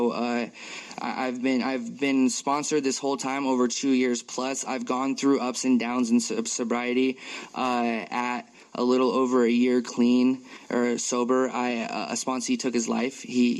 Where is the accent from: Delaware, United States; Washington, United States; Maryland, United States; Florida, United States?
Washington, United States; Tacoma; moved away as an adult; now in Kirkland, United States; I'm from Tacoma, and I moved out to the Kirkland on the east side